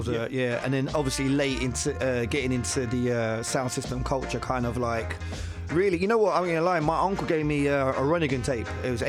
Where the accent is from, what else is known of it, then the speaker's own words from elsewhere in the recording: London, United Kingdom; I'm from Forest Gate, East London